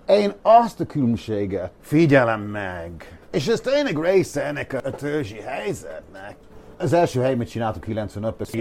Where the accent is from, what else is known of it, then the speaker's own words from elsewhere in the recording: Ireland; Hungarian is a second language; moved away as an adult; now in Budapest, Hungary; én is ír vagyok. Én egy protestáns, misztikus, búzi ember vagyok nektek, jó, oké, okay, de én ide születtem.